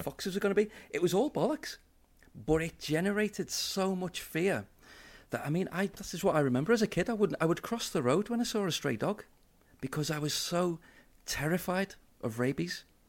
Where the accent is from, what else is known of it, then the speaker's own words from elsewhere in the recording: Liverpool, North West England, United Kingdom; I'm a city boy. I grew up in Liverpool.